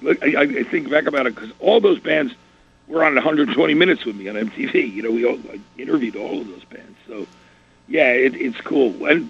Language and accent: English; Athens, Georgia, United States; born there; and I was born in Athens, Georgia, so, you know, where they started.